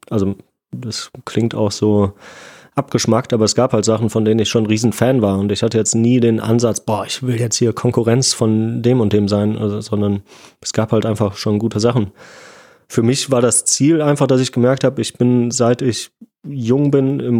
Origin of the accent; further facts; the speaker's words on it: Essen, North Rhine-Westphalia, Germany; ich bin in Essen aufgewachsen, da gab es keine Tiere.